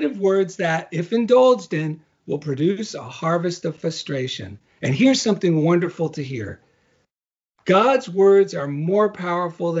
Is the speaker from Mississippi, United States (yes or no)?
no; New Jersey, United States; now in Culver City, United States; I'm from New Jersey